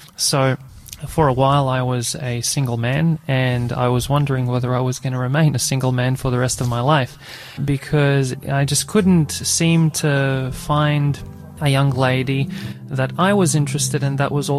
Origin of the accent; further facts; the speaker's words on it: Australia; also born or lived in Croatia; I was born in Croatia, and then when I was about 8 years old, I came to Australia.